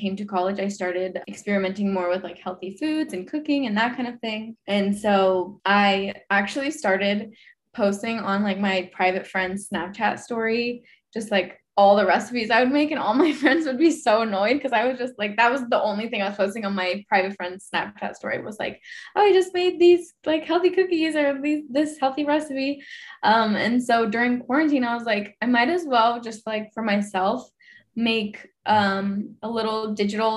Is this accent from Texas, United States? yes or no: yes; Houston, Texas, United States; now in Austin, United States; I'm originally from Houston